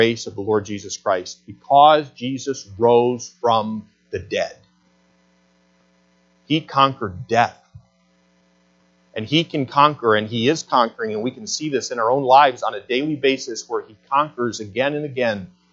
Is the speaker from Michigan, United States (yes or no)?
yes; Flushing, Michigan, United States; as Michiganders and growing up in Flushing